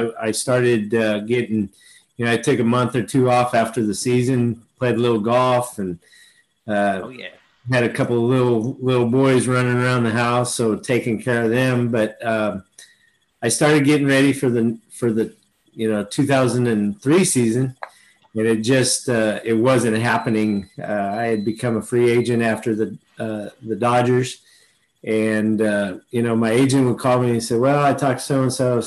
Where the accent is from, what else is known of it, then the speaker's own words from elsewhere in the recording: Fresno, California, United States; I'm from Fresno. Oh, I grew up, in the Fresno High area, and went to Washington Union High School